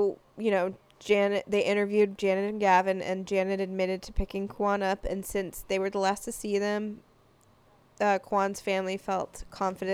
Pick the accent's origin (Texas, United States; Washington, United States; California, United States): California, United States; Los Angeles; I'm from Los Angeles. Mm-hmm. I'm proud to be from Los Angeles